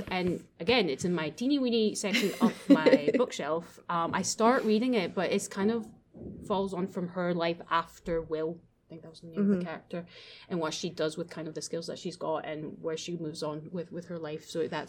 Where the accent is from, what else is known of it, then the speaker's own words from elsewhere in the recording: Japan; born there; So I was born in Japan, and I grew up watching the Ghibli movies.